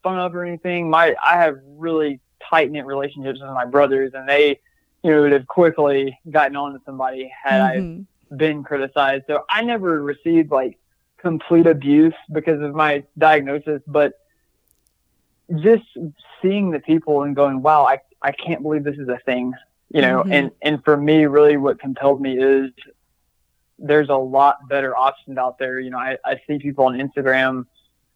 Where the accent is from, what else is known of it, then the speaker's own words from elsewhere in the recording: Georgia, United States; moved away as an adult; now in Phoenix, United States; I'm from Georgia